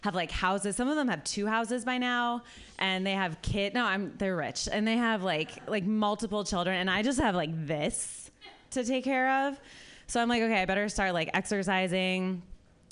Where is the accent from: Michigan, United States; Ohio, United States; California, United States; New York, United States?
Ohio, United States; Columbus; I'm from Columbus